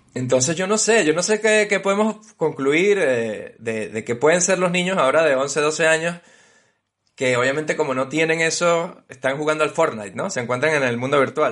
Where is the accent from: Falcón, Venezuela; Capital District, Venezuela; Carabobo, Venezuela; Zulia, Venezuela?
Capital District, Venezuela; Caracas; nuestras infancias ya en, Caracas